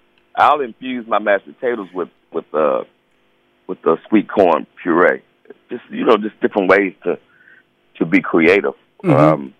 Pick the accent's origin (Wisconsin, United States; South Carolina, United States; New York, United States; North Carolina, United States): North Carolina, United States; Charlotte; I'm a Southern guy, man. I'm from Charlotte, North Carolina.